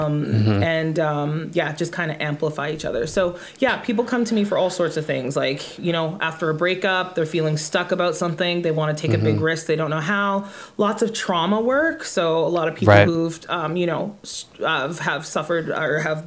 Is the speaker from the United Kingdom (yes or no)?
no; Irma, Alberta, Canada; also born or lived in Edmonton; My hometown is Irma, Alberta